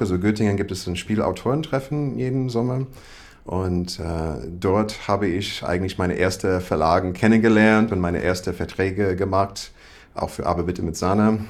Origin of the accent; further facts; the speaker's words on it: Iowa, United States; German is a second language; moved away as an adult; also born or lived in Berlin; now in Germany; ich komme aus Iowa, ist sehr landlich